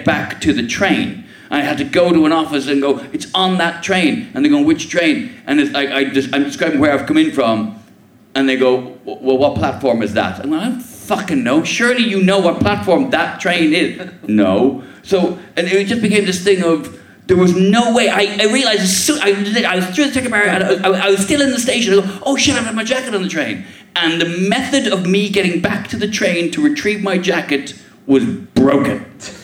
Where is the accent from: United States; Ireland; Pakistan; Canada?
Ireland; now in England; as an Irishman and as a dad